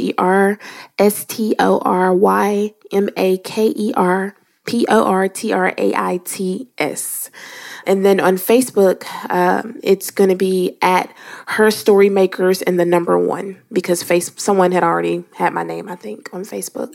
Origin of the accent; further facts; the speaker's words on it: Louisiana, United States; I am from Louisiana